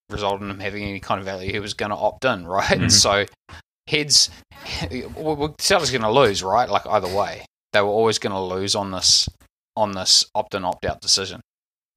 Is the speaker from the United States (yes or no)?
no; New Zealand; as a Kiwi